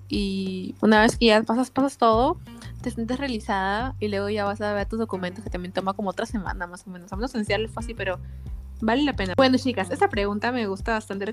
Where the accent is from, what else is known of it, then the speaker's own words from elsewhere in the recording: Peru; now in United States; soy de Perú